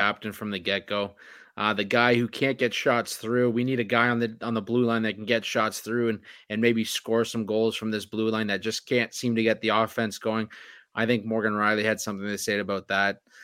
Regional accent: Oakville, Ontario, Canada; my hometown, Oakville, Ontario

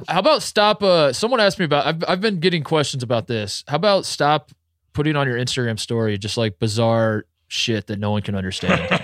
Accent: Indiana, United States; also born or lived in Ohio; I grew up in Indiana

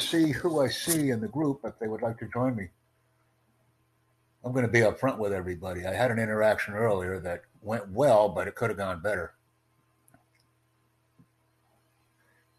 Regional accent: New York City, New York, United States; I'm from New York City.

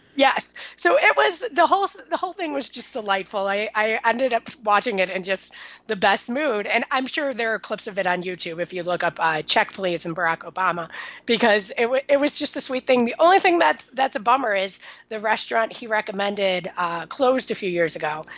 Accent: Chicago, Illinois, United States; now in New York, United States; I'm from Chicago. I say pop

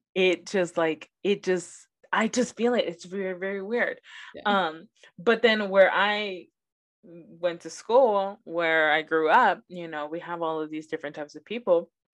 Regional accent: Los Angeles, California, United States; first language Spanish; English is a second language; I grew up in South Central Los Angeles

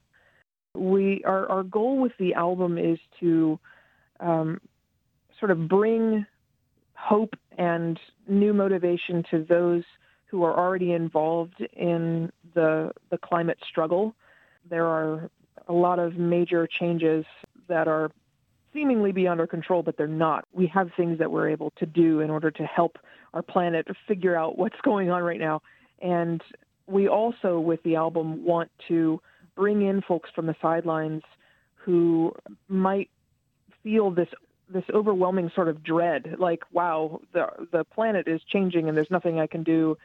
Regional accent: Charleston, West Virginia, United States; I grew up in Charlestown, West Virginia

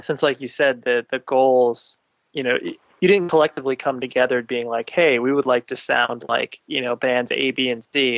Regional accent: Southern California, United States; I'm from Southern California

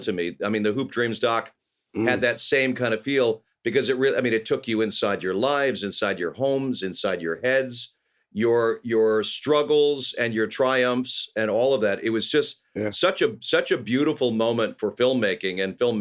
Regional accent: Los Angeles, California, United States; I grew up here in Los Angeles. I'm a rare bird. I'm an actual Angeleno

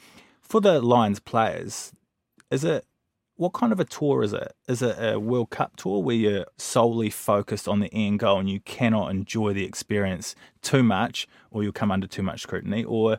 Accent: New Zealand; From New Zealand, thank you.

